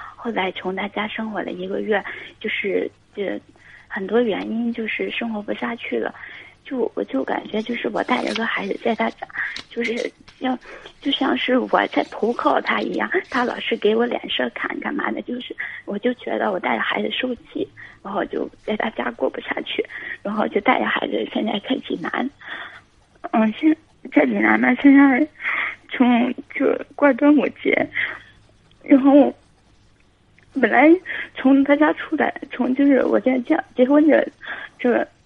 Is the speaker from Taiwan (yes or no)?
no; Guangxi, China; 我是广西的，然后我今年二十八，哦。然后，呃，我是一个单亲妈妈，有一个两岁的闺女